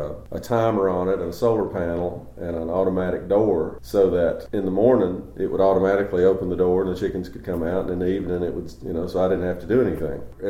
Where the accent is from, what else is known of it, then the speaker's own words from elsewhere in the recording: Kingsport, Tennessee, United States; I was born and raised in Kingsport